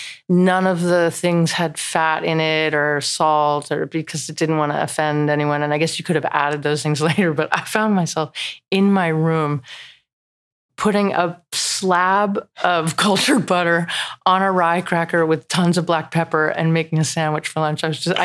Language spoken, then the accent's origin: English; New Jersey, United States; I'm from New Jersey. We grew up with the most incredible red beefsteak.